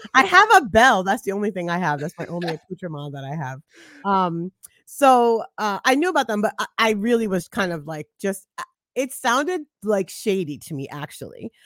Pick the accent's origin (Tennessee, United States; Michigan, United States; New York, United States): New York, United States; New York City; now in Charlotte, United States; I'm from Brooklyn, New York. I'm from Flatbush